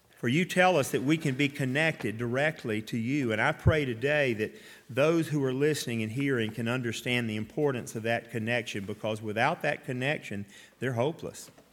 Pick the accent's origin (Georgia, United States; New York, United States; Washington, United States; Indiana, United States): Georgia, United States; Atlanta; I grew up in Atlanta.